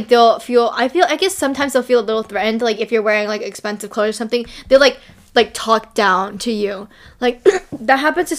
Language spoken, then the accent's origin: English; California, United States; Where are you from? Like, I'm from California.